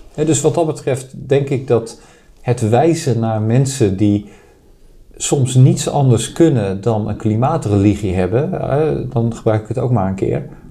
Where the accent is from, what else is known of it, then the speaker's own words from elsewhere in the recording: Netherlands; ik ben afkomstig uit Nederland